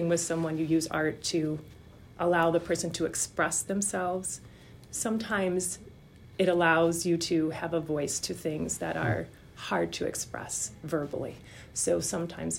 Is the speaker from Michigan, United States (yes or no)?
yes; Michigan, United States; moved away as an adult; also born or lived in Illinois / Chicago; now in Petoskey, United States; I'm originally from Michigan